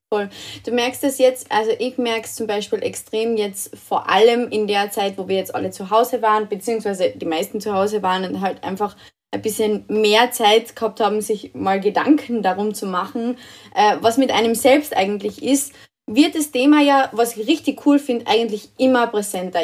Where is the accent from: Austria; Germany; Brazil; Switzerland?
Austria; bei uns in Österreich